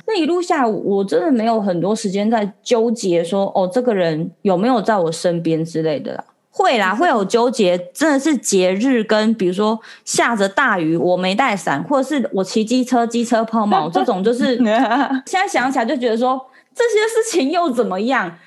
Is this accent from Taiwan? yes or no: yes; Taiwan; 我是台湾人